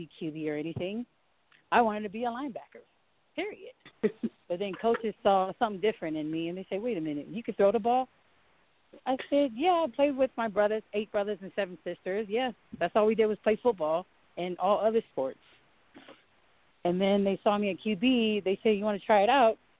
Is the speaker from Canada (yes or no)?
no; Samoa; moved away as an adult; also born or lived in Washington / Virginia; now in Colorado, United States; I was born and raised back home in Samoa